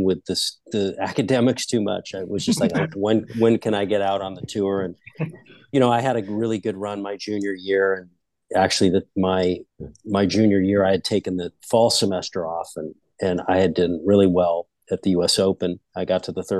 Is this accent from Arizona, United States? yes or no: yes; Phoenix, Arizona, United States; guys that I grew up with in Phoenix